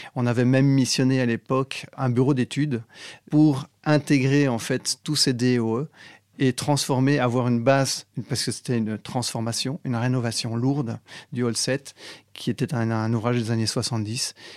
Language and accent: French; Belgium; moved away as an adult; also born or lived in Paris, France; now in France; je viens de Belgique